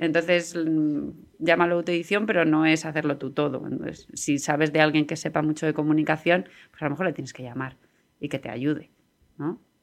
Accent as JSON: {"language": "Spanish", "town": "San Sebastián de los Reyes", "region": "Community of Madrid", "country": "Spain", "said": "en Sanse, que es eh, mi pueblo"}